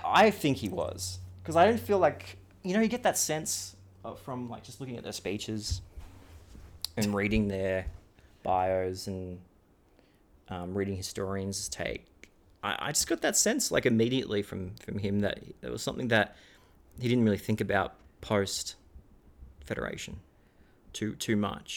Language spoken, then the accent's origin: English; Australia